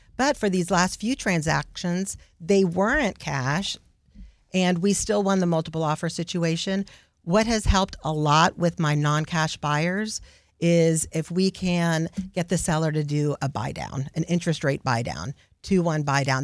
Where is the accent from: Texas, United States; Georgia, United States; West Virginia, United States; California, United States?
Texas, United States; Houston; also born or lived in The Woodlands, Texas; I was raised in Houston